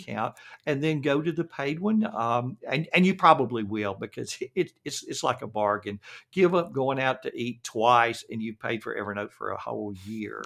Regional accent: the South, United States; accent: Southern; understand my Southern accent

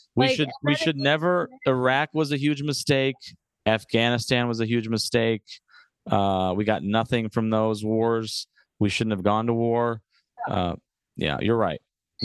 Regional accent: United States; also born or lived in Chicago; As an American

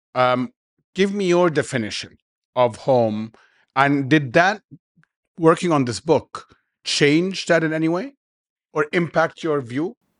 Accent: Egypt; I was from Egypt

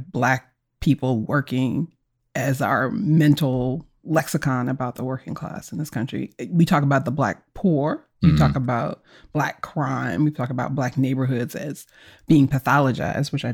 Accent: Philadelphia, Pennsylvania, United States; I grew up in Philadelphia

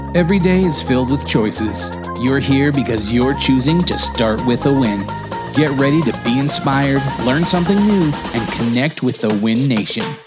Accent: United States; I'm American

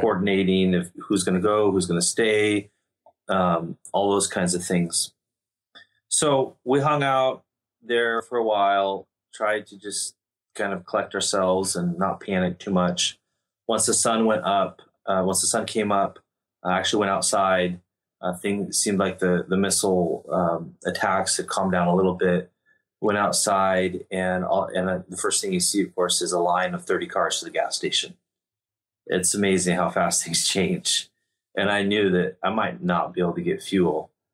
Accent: United States; moved away; also born or lived in Ukraine; I'm American

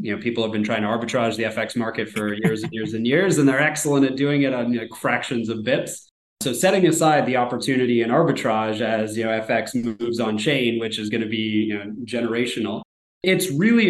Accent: Canada; back to my example of me as a Canadian, you know, going down to Vegas

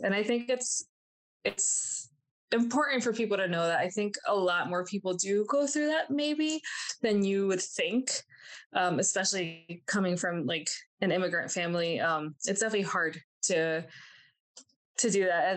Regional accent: New Jersey, United States; also born or lived in Miami, Florida / Colombia; my mom and I moved to New Jersey

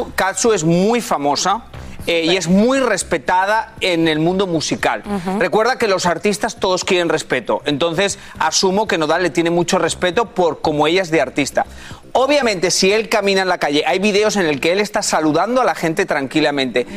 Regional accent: Spain; moved away; soy español

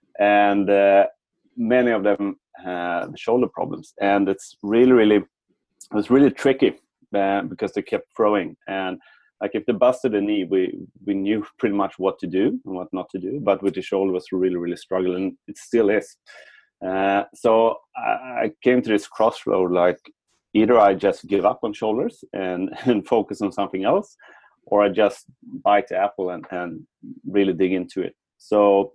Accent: Sweden; I'm from Sweden and we grew up in the 80s and the 90s

